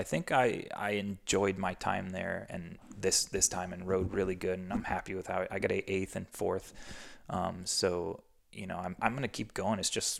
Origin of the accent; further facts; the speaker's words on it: East Coast, United States; And I grew up doing qualifiers on the East Coast, and it was gnarly.